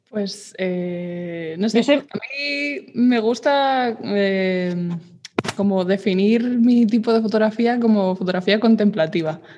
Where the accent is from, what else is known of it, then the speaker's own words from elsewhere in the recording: Madrid, Community of Madrid, Spain; soy de Madrid de toda la vida